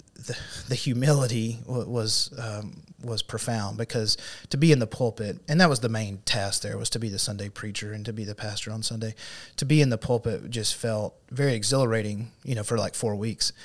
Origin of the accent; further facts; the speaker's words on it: Cave City, Arkansas, United States; also born or lived in Fort Smith, Arkansas / North Carolina / Paragould, Arkansas; I grew up in Cave City, so that's not too far from here, over in Sharp County